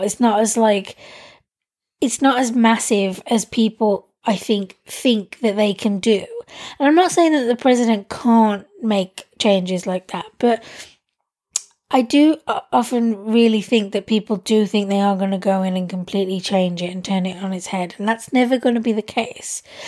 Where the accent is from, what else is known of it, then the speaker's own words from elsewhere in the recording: United Kingdom; being someone who's British and in Britain